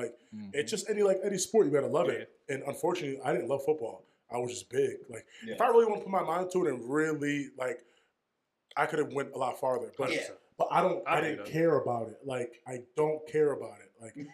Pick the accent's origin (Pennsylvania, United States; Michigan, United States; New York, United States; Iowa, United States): Pennsylvania, United States; Scranton; I'm from Scranton, Pennsylvania. I'm 25. I am half African American and 25% Caribbean and 25% Dominican. I went to West Scranton High. I played football at Lackawanna and Kutztown